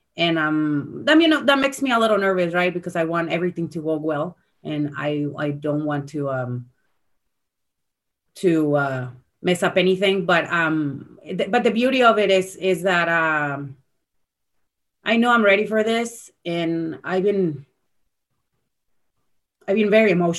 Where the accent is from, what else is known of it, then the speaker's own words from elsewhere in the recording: San Antonio, Texas, United States; being at my hometown